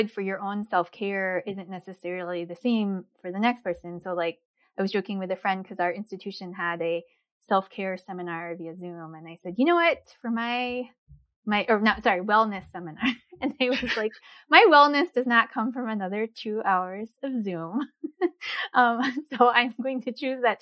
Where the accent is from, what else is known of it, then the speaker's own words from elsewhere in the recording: East Coast, United States; also born or lived in Korea; now in upper Midwest, United States; I grew up in the East Coast